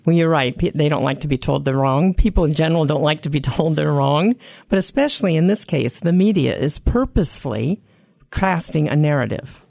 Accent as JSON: {"language": "English", "town": "Silver Spring", "region": "Maryland", "country": "United States", "tie": "born or raised there", "said": "I was raised in Silver Spring, Maryland, where about half the population is Jewish"}